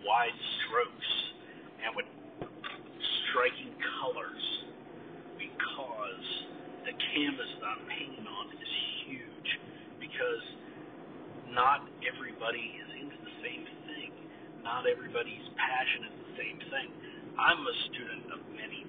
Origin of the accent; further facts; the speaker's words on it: United States; I'm an American